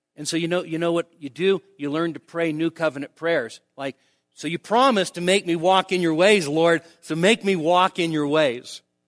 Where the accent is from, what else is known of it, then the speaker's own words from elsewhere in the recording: United States; American evangelicals